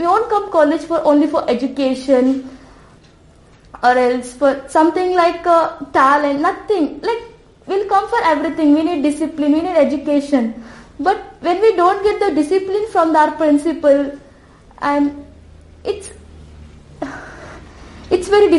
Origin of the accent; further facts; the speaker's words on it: India; Being an Indian